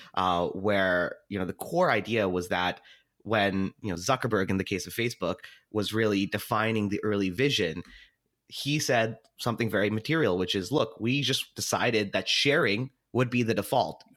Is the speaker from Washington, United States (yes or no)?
yes; Seattle, Washington, United States; I was born and raised in Seattle